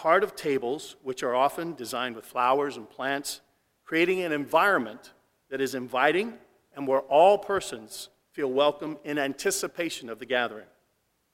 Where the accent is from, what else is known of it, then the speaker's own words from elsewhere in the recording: Mesa, Arizona, United States; My family and I grew up in Mesa, Arizona. We lived there for 30-plus years.